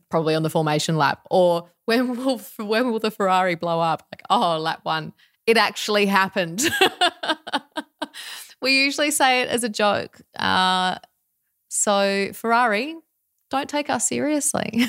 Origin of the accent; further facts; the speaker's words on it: Australia; we are Australian